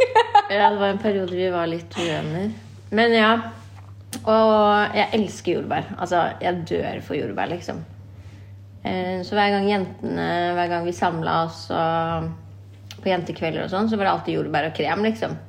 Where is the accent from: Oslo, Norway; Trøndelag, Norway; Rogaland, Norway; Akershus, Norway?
Oslo, Norway; jeg er eh, fra Stovner. Er oppvokst her på Stovner og bodd her da alle mine år